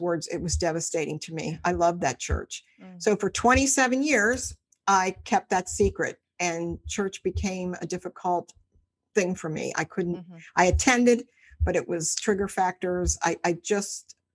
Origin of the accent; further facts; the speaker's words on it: Cincinnati, Ohio, United States; I'm from Cincinnati, Ohio, lived here all my life